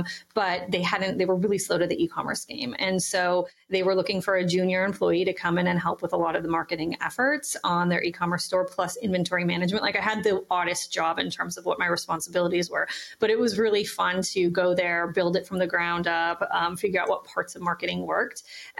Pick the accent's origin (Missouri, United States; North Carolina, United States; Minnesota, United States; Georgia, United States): Minnesota, United States; Pennock; now in Bay Area, United States; Penock, which is actually named after the small town I grew up in Minnesota.